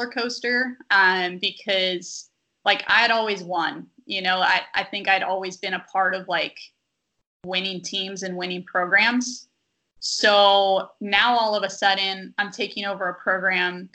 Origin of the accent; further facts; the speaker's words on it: Sacramento, California, United States; now in Stockton, United States; I'm from Sacramento